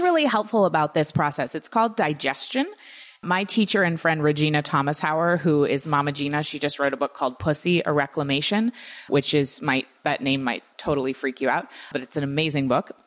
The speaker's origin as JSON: {"language": "English", "country": "United States", "tie": "born or raised there", "said": "growing up in the United States"}